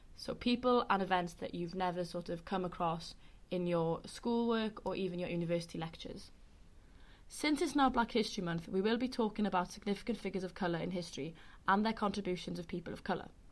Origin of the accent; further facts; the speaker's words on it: Carmarthen, Wales, United Kingdom; now in London, United Kingdom; where I'm from is that it's the oldest town in Wales called Carmarthen.